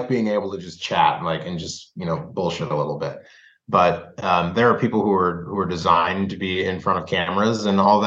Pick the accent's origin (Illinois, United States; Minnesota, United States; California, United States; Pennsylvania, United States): Minnesota, United States; also born or lived in Indianapolis, Indiana / Bloomington, Indiana; when I moved to Minnesota, I moved from Bloomington, right? I didn't grow up in Indianapolis, but I, you know, was in Bloomington until I was 8 years old. So I still have, there's still like some vestiges of Hoosier in me.